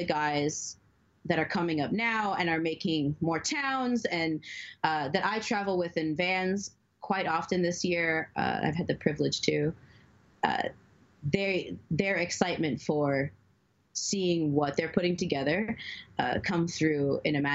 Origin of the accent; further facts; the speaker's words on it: New York City, New York, United States; I grew up in the Bronx.